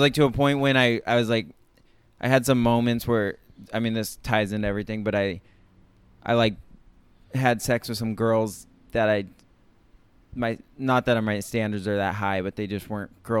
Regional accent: San Luis Obispo, California, United States; now in New York, United States; San Luis Obispo, California.

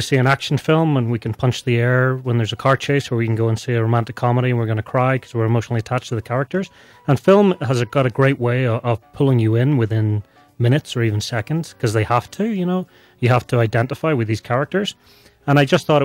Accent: Northern Ireland, United Kingdom; moved away as an adult; also born or lived in Boston; now in Salt Lake City, United States; I'm from Northern Ireland

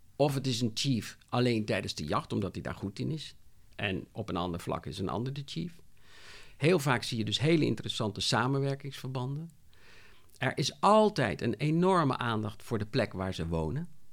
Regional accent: Rotterdam, South Holland, Netherlands; ik kom uit Rotterdam

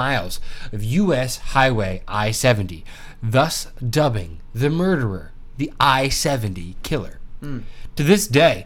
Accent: Muncie, Indiana, United States; I grew up in Muncie, Indiana, the 765

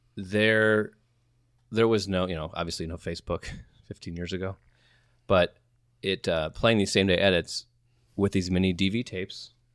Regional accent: Midwest, United States; we're from the Midwest

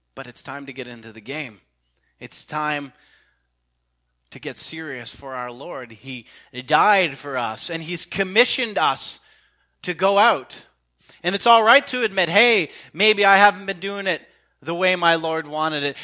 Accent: Canada; as a Canadian

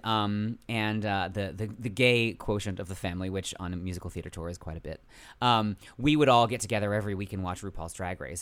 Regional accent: San Francisco Bay Area, California, United States; moved away as an adult; now in New York, United States; I'm originally from the San Francisco Bay Area

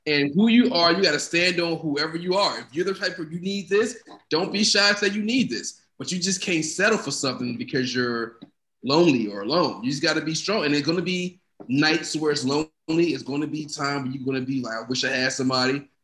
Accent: United States; I guess I'm American too.

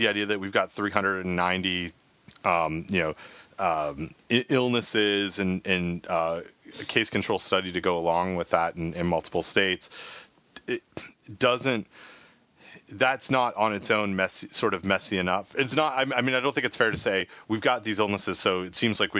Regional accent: Canada; I'm Canadian

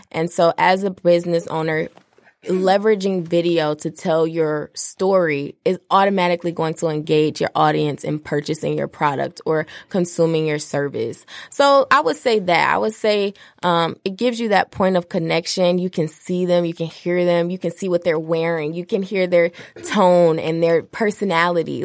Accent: Detroit, Michigan, United States; also born or lived in Washington, D.C.; I'm from Detroit

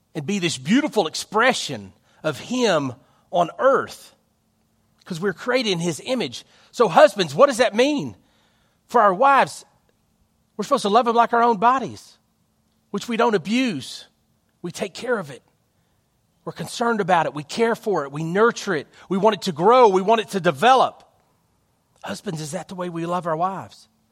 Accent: United States; our country

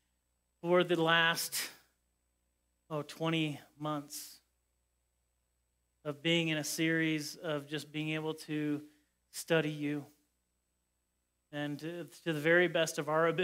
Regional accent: Indiana, United States; moved away as an adult; now in Colorado, United States; I grew up in Indiana

